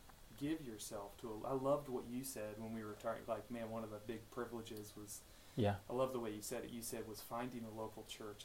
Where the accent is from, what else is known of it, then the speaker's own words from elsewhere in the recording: Maryland, United States; I grew up in Maryland.